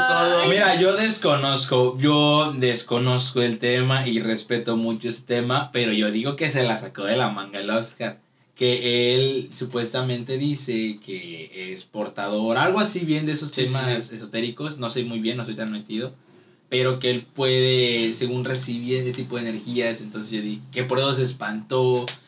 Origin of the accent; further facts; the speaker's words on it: Ciudad Madero, Tamaulipas, Mexico; nosotros que somos de aquí de Madero